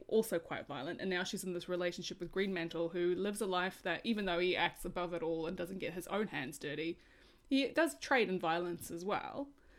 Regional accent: South Africa; I obviously grew up during a time in South Africa that was quite turbulent

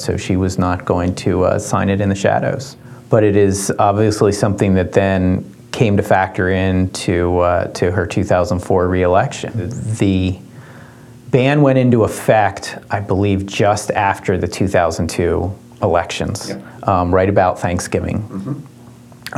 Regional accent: Dover, Delaware, United States; I grew up in Dover

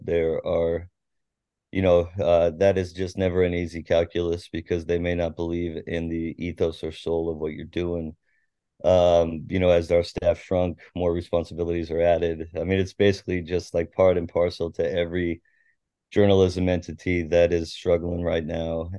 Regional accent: Tacoma, Washington, United States; also born or lived in University Place; I grew up in Tacoma. I went to Curtis High School. I lived mostly in University Place when I was a kid

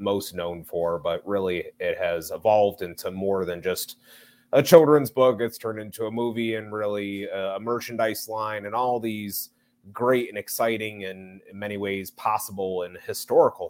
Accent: Chicago, Illinois, United States; I am originally from Chicago, Illinois, here in the northwest suburbs

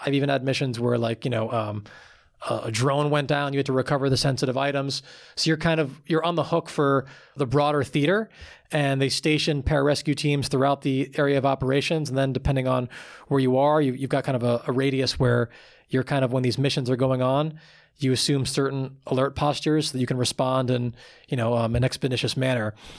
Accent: Long Island, New York, United States; I grew up on Long Island, about, um, like thirty, forty minutes outside of New York City

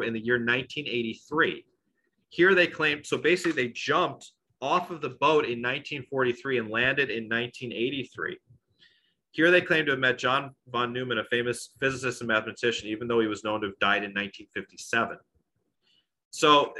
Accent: Long Island, New York, United States; I'm from Long Island

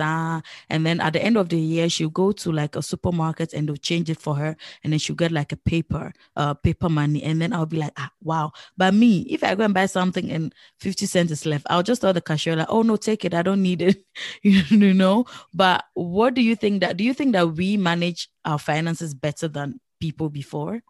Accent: Netherlands; I grew up here in the Netherlands

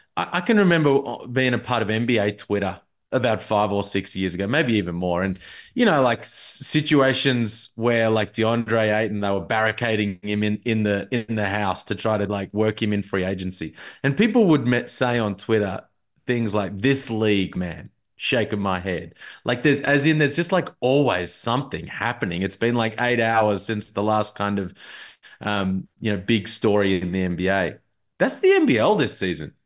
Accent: Melbourne, Victoria, Australia; I'm from Melbourne

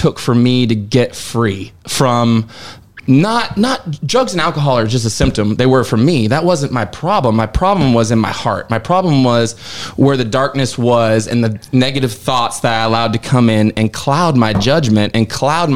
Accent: Seattle, Washington, United States; moved away as an adult; now in Nashville, United States; I'm from the Seattle area

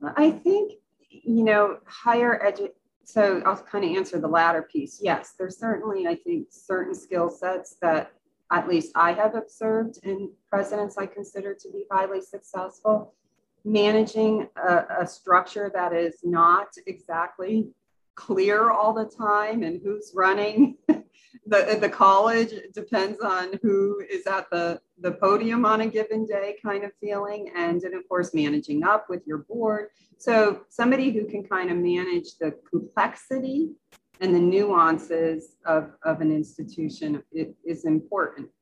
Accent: Western Massachusetts, United States; I grew up in Massachusetts, so it's in Western Massachusetts

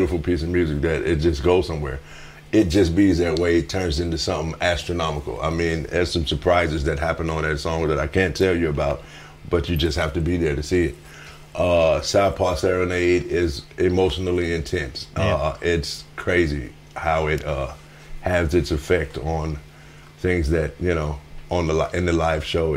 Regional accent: Memphis, Tennessee, United States; my hometown there's a street there called Beale Street that's very famous

